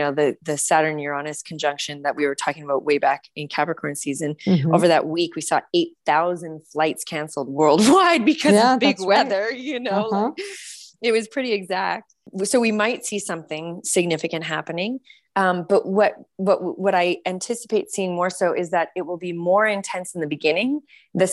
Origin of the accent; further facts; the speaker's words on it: Canada; also born or lived in California; now in United States; for myself as a Canadian, when I moved down to the US